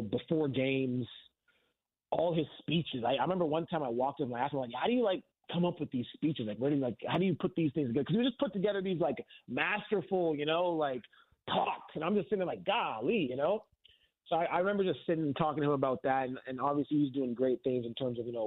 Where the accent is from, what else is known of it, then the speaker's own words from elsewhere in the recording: Canada; being a Canadian